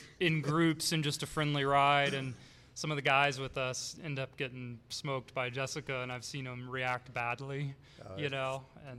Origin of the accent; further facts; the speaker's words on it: Athens, Georgia, United States; moved away; grew up, born and raised in Georgia.